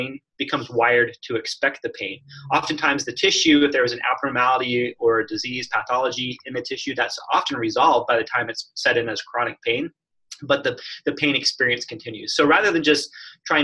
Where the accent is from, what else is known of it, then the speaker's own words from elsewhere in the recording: Phoenix, Arizona, United States; moved away as an adult; now in Portland, United States; I grew up in the desert, Phoenix, Arizona.